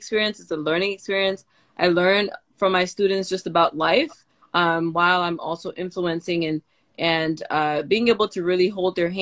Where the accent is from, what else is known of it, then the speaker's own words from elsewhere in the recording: Cameroon; also born or lived in Curaçao; now in Tennessee, United States; I'm an immigrant from Cameroon. I live currently in the state of Tennessee in the U.S.